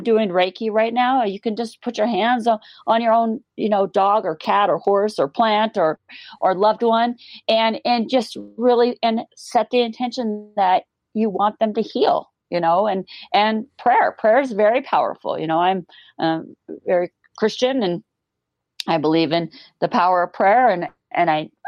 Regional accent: Montana, United States; I grew up in Montana

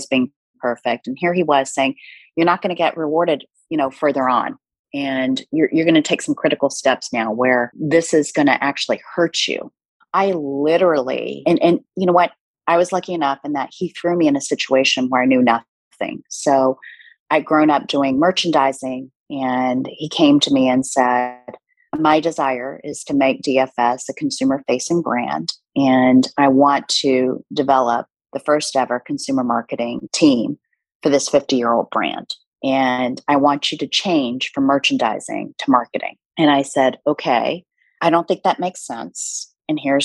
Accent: United States; first language Korean; English is a second language; also born or lived in South Korea; I immigrated to the States when I was 2.5 years old

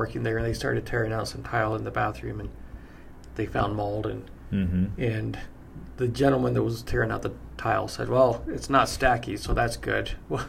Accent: Utah, United States; I'm from Utah.

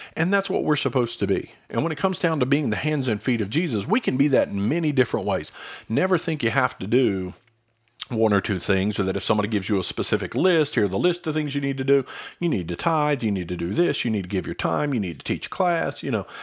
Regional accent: United States; as American Christians

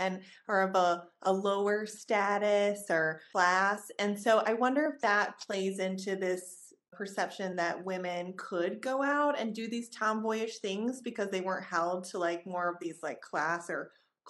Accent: the South, United States; obviously, I'm from the South too

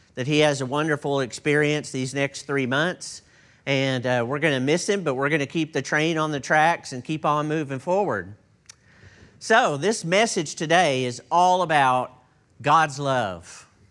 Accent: Texas, United States; I'm from Texas, and I'm not sure that I qualify as a native English speaker

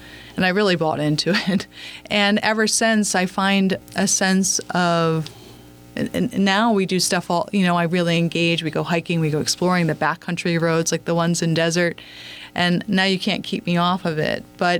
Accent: Phoenix, Arizona, United States; also born or lived in New England; I grew up spending winters in New England and summers in Phoenix, Arizona. In the suburbs, both places.

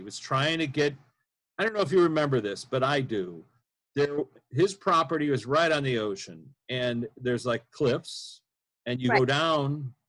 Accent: near Wisconsin, Midwest, United States; I grew up near Wisconsin

